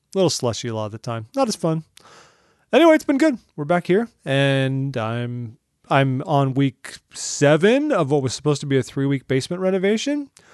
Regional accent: Orange County, California, United States; moved away as an adult; now in Washington, D.C., United States; I'm from Orange County, California, like, just outside of L

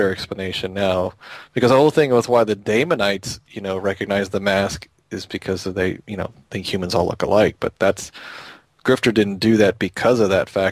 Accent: Texas, United States; I'm from Texas

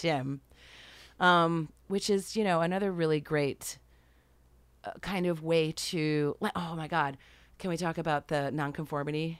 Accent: Rochester, New York, United States; moved away; I went from upstate New York, I'm from Rochester

